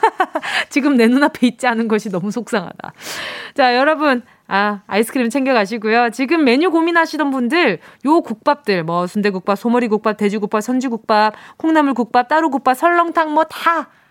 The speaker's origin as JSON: {"language": "Korean", "region": "Busan", "country": "South Korea", "tie": "born or raised there", "said": "부산 출생인 저는"}